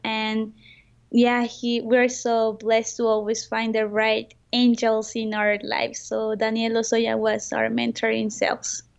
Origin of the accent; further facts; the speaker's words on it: Mexico; I'm from Mexico